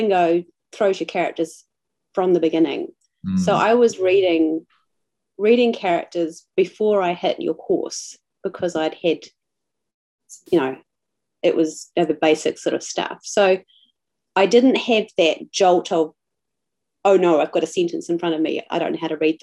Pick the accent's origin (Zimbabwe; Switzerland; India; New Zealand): New Zealand; I'm a New Zealander, living in the South Island, in a very small little town